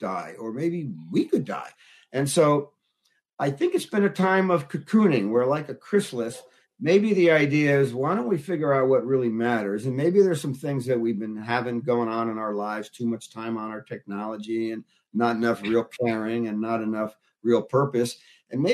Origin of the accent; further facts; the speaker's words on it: Newark, New Jersey, United States; I grew up in Newark, New Jersey